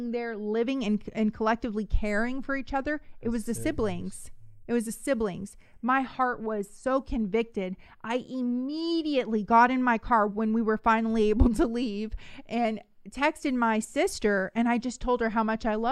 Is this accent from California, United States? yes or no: yes; the Bay Area, California, United States; I'm from the Bay